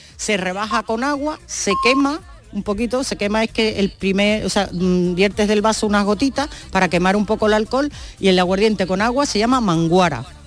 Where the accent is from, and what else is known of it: Andalusia, Spain